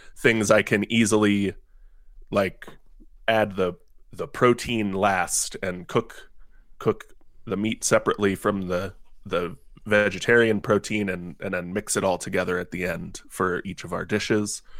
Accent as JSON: {"language": "English", "town": "Cincinnati", "region": "Ohio", "country": "United States", "tie": "born or raised there", "said": "I am born and raised, um, in Cincinnati, Ohio."}